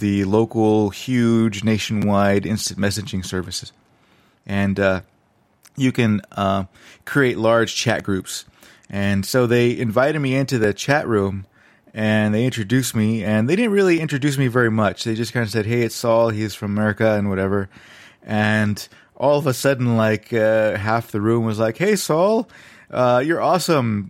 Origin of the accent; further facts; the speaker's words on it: United States; moved away as an adult; now in China; I'm American